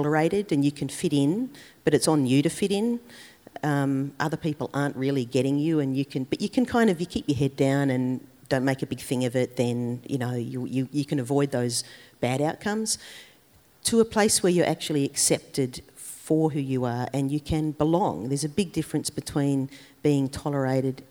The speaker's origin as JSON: {"language": "English", "town": "Adelaide", "region": "South Australia", "country": "Australia", "tie": "born or raised there", "said": "my hometown, Adelaide"}